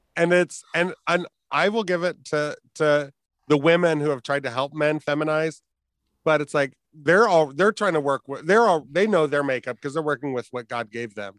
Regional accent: Fort Wayne, Indiana, United States; growing up in Fort Wayne, we had, I think, three gay bars at the time

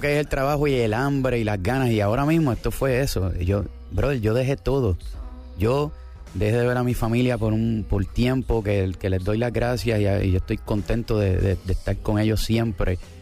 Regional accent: Puerto Rico; also born or lived in Argentina; yo soy de Puerto Rico y ahora eh, es, mi país es Puerto Rico y mi familia está allá y yo vivo allá

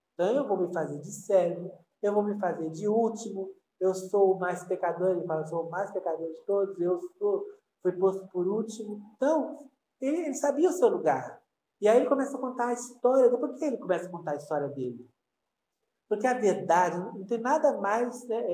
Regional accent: Brazil; eu sou brasileiro

